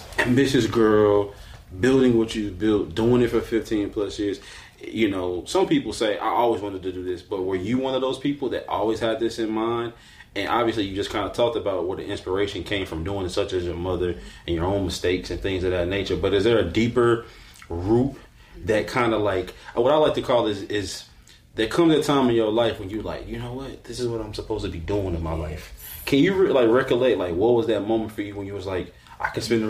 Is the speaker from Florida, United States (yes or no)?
no; Arkansas, United States; we're from Arkansas